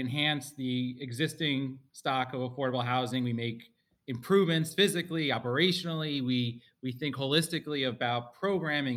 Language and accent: English; Spring Valley, New York, United States; We grew up in Rockland County in Spring Valley, New York